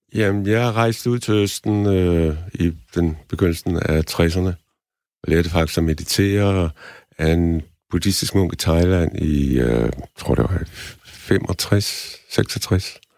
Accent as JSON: {"language": "Danish", "country": "Denmark", "said": "jeg var den eneste dansker, der, der mediterede"}